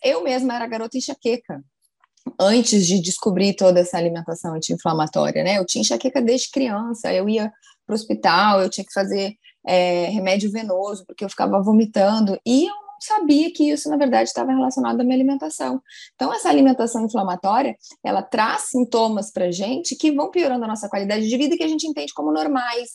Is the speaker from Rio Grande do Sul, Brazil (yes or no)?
yes; Rio Grande do Sul, Brazil; also born or lived in Pelotas, Brazil; now in Rio de Janeiro, Brazil; eu me formei na Universidade Federal de Pelotas, eu sou gaúcha